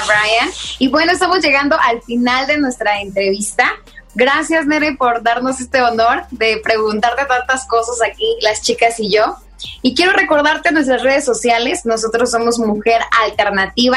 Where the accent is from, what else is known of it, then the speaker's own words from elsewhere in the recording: Mexico; nuestra cultura mexicana